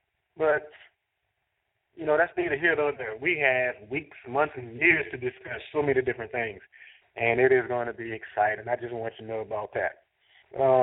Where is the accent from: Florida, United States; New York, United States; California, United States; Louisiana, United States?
Louisiana, United States; New Orleans; I'm from New Orleans